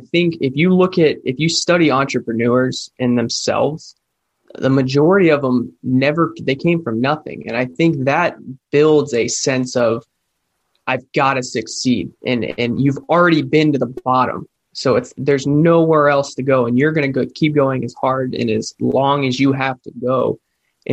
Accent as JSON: {"language": "English", "region": "Florida", "country": "United States", "tie": "born or raised there", "said": "I grew up here. I grew up here in Florida"}